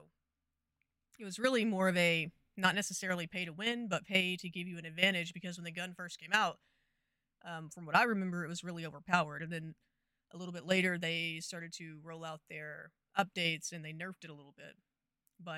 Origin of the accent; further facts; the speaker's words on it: Texas, United States; I'm from Texas.